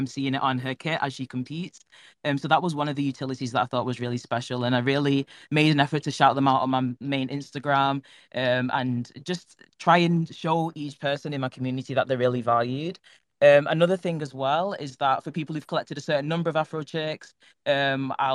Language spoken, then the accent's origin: English; Manchester, North West England, United Kingdom; I'm from Manchester in England